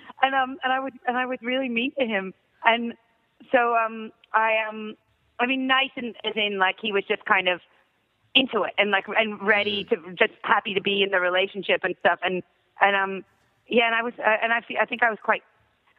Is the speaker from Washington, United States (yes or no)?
no; Miami, Florida, United States; now in Australia; I grew up in Miami